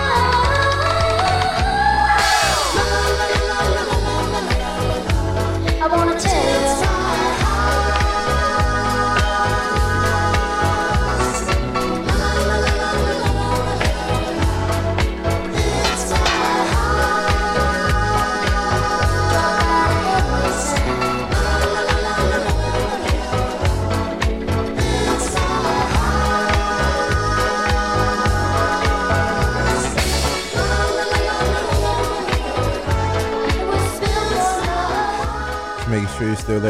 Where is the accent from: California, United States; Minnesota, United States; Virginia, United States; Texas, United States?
California, United States; Los Angeles; I'm from East